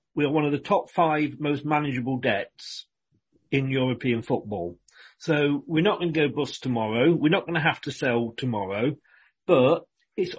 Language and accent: English; Leicester, East Midlands, United Kingdom; moved away as an adult; now in Bournemouth, United Kingdom; I'm born and bred in Leicester